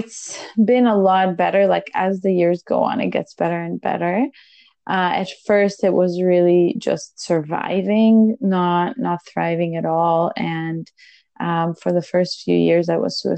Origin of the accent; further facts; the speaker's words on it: Israel; moved away; We're originally from Israel.